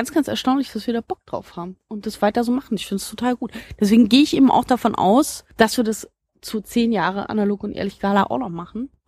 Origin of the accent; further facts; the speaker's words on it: Berlin, Germany; ich stamm ja eben, wie gesagt, also ich bin aufgewachsen in Berlin-Marzahn, so ein äh, Ort, der eben mit irrsinnig vielen Klischees belegt ist